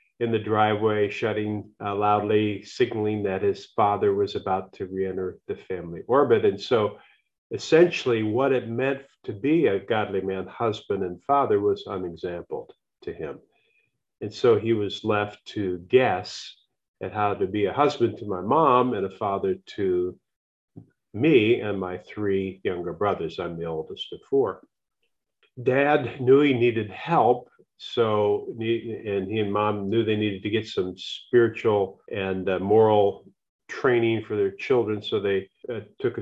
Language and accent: English; United States; I'm an American.